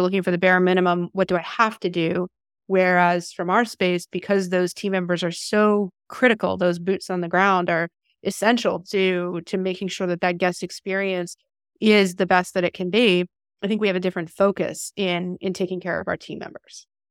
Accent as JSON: {"language": "English", "country": "Canada", "moved": "as an adult", "lives_now": "Apollo Beach, United States", "said": "originally from Canada"}